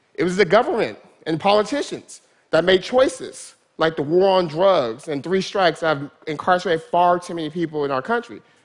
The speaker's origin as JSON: {"language": "English", "town": "Stockton", "region": "California", "country": "United States", "tie": "born or raised there", "said": "Stockton's my hometown"}